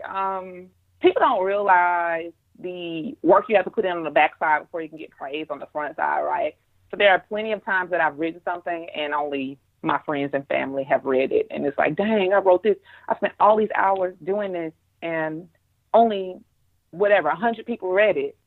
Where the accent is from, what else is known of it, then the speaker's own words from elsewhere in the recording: Monroe, Louisiana, United States; being back home in Monroe